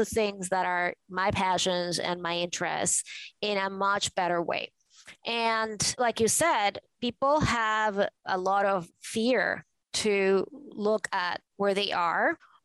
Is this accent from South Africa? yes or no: no; Venezuela; moved away as an adult; now in New York, United States; I grew up in Venezuela in a conservative family